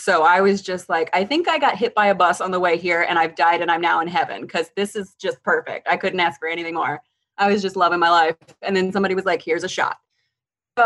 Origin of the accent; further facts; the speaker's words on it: Eastern Shore of Maryland, United States; Eastern Shore of Maryland, just very, very, very small towns